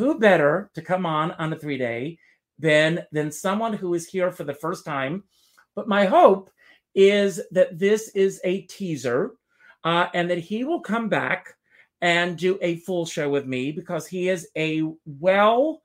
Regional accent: South Carolina, United States; moved away; South Carolina, my home state

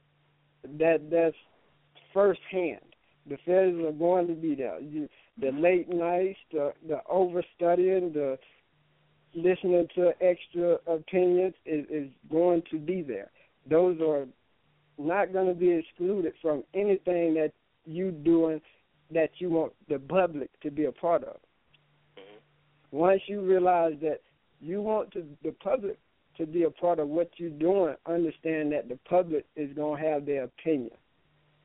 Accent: Enterprise, Alabama, United States; moved away; I grew up in Enterprise, Alabama, so it consisted of everything being small

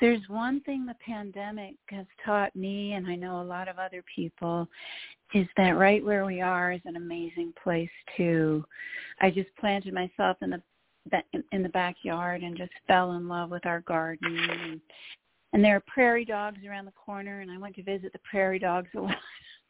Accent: East Coast, United States; I grew up on the East Coast, lived on the West Coast. I've lived in every continental time zone.

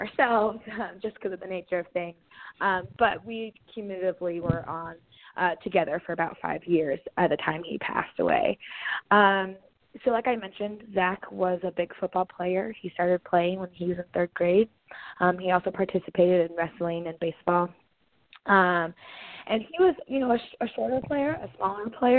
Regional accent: Indianola, Iowa, United States; moved away as an adult; also born or lived in Danville, Kentucky / Cleveland, Ohio / Washington, D.C.; We're both from Indianola, Iowa, and went to Indianola High School

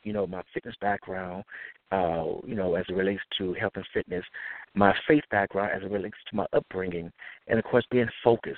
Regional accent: Detroit, Michigan, United States; also born or lived in Chicago / Atlanta / Indianapolis; now in Los Angeles, United States; I grew up in Detroit, Michigan, and I lived in Chicago, Atlanta, Indianapolis, and now I'm here in the great city of L.A.

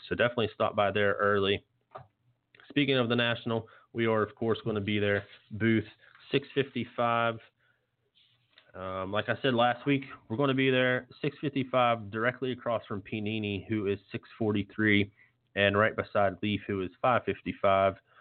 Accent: Morgantown, West Virginia, United States; moved away; I'm originally from Morgantown, so me being newer to the area

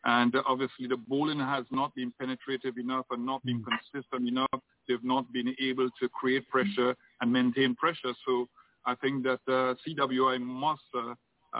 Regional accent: Trinidad & Tobago; I'm Trinidadian

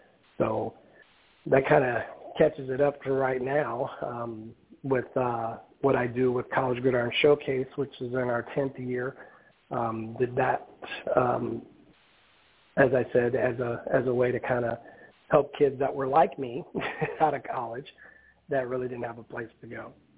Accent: Omaha, Nebraska, United States; moved away as an adult; also born or lived in South Dakota; I'm originally from Omaha, Nebraska

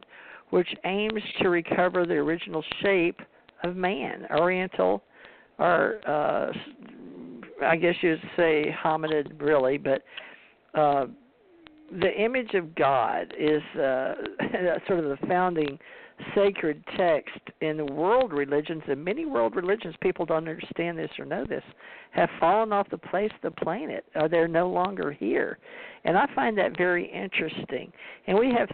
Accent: United States; I was born in America, and white Anglo-Saxon Protestant

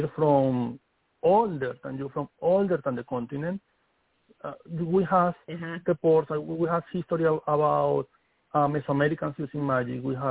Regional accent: Venezuela; English is a second language; moved away as an adult; also born or lived in Wayuu (ancestry); now in New York City, United States; I come from the Wayuu tribe. I born in Amazon.

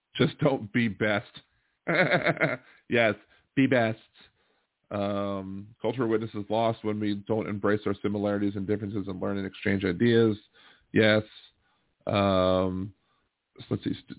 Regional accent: Maryland, United States; now in Louisiana, United States; I'm from Maryland

